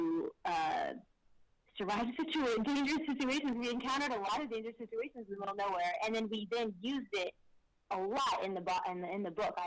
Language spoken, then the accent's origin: English; Texas, United States; We're from Texas